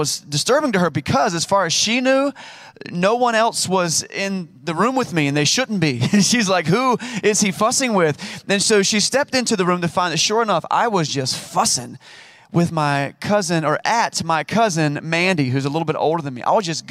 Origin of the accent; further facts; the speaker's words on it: Wilson, North Carolina, United States; He actually helped to plant the church that I grew up in Wilson, North Carolina, and several others.